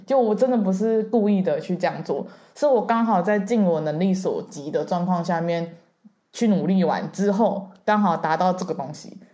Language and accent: Chinese; Taiwan; also born or lived in United Kingdom; 我回台湾之后